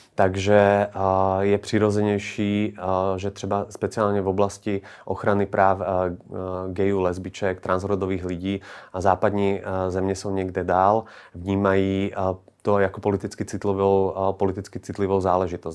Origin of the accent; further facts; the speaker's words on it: Slovakia; now in Czech Republic; Já sám jsem ze Slovenska